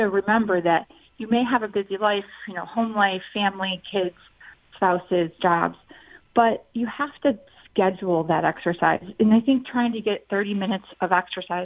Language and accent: English; Syracuse, New York, United States; also born or lived in Boston, Massachusetts; I am originally from Syracuse, New York, and I've lived in the upstate New York area for my entire, you know, career in life, except for those few years in Boston, Massachusetts